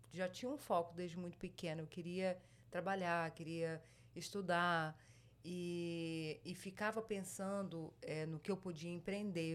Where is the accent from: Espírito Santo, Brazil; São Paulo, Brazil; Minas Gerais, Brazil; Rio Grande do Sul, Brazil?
Espírito Santo, Brazil; moved away as an adult; also born or lived in Rio de Janeiro; now in United States; nasci no Rio de Janeiro e passei a maior parte da minha infância no Espírito Santo, Rio de Janeiro